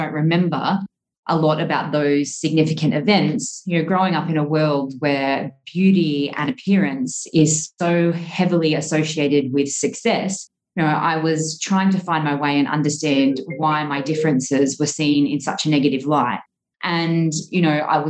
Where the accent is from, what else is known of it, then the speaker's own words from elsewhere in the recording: Australia; moved away as an adult; now in Dubai, United Arab Emirates; growing up in Australia, as a generalization, we're quite a sporty nation